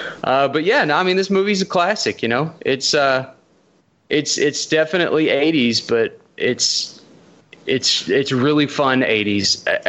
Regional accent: Netherlands; I'm from Holland.

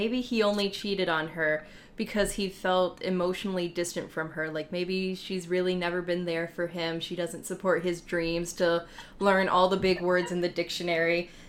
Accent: Union City, Michigan, United States; Yeah, I'm from a really small town. I was born in Union City, Michigan, which has a population of, like, 1,500 people, and they have at least 10 cops.

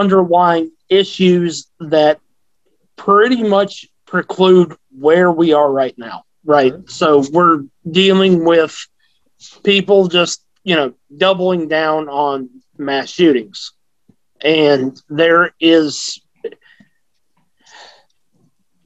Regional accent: the South, United States; I grew up in the South

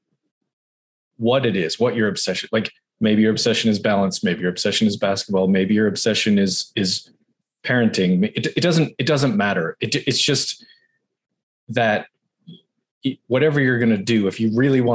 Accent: Boston, Massachusetts, United States; moved away; I'm from Boston originally

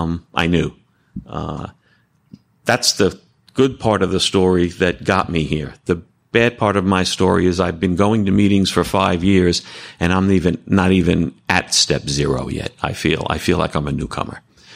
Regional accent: New Jersey, United States; I'm a sexaholic, and I'm from Bergen County, New Jersey, not too far away from here.

